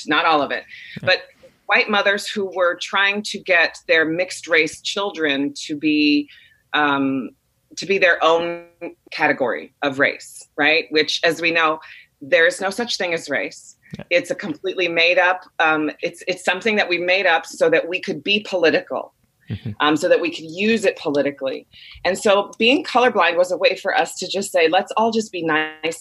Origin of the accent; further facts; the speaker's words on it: Chicago, Illinois, United States; I grew up in Chicago